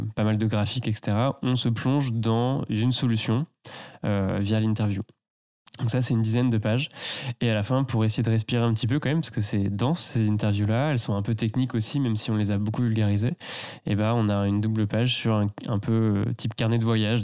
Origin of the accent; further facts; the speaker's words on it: Tours, Centre-Val de Loire, France; j'ai grandi plus bas, euh, dans la Loire, vers Tours